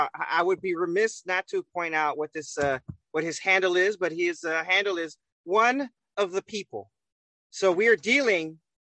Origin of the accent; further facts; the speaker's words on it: United States; born there; Well, I was born in America, so I guess that makes me an American.